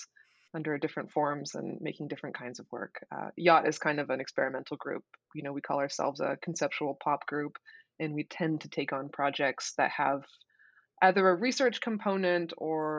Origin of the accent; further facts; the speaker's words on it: Portland, Oregon, United States; I'm from Portland